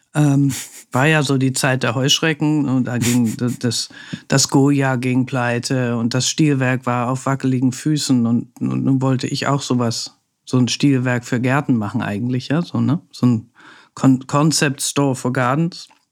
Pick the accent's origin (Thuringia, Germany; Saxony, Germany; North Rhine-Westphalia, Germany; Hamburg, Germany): Hamburg, Germany; now in Berlin, Germany; Also ich bin ja Hanseatin, also ich komme ja aus Hamburg